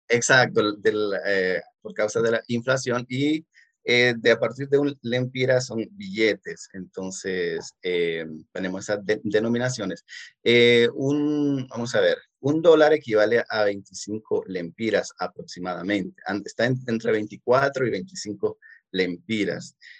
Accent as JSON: {"language": "Spanish", "town": "Danlí", "region": "El Paraíso", "country": "Honduras", "said": "yo vengo de, de la, la, ciudad de Danlí, que es un municipio del departamento de El Paraíso"}